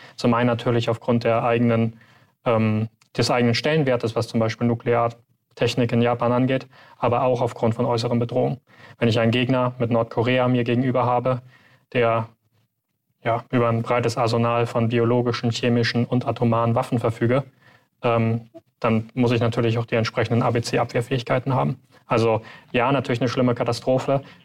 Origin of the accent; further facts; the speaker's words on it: Germany; wir als Deutsche